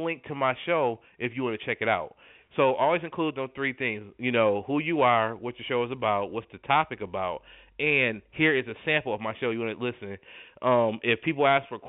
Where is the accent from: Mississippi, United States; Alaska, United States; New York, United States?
New York, United States; Buffalo; moved away; I'm originally from Buffalo, New York.